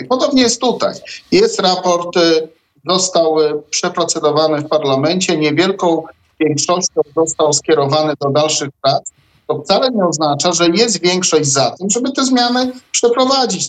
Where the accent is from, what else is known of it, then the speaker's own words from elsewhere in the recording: Zamość, Lublin Voivodeship, Poland; Ja pochodzę z Zamościa konkretnie